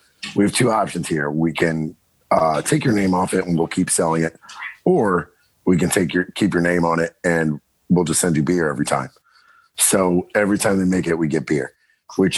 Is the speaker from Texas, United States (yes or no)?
no; Southern Maryland, United States; I'm from Southern Maryland, pretty rural